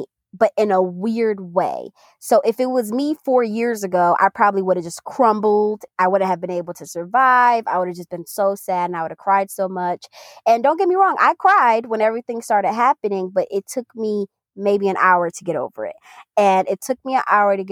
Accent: New York, United States; we're from New York and we're also Caribbean

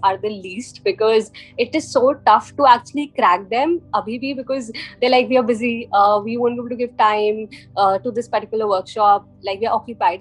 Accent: India; also born or lived in London; I'm from India.

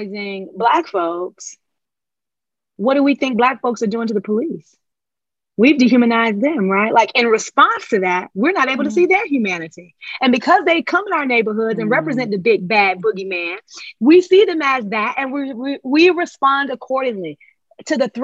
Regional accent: Charlotte, North Carolina, United States; accent: African-American dialect; I'm from Exit 4, Nation's Fort Row, and Charlotte, North Carolina. And this is how we talk

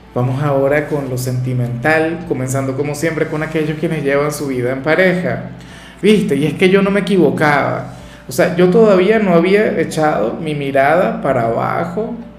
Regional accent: Venezuela; acá en Venezuela

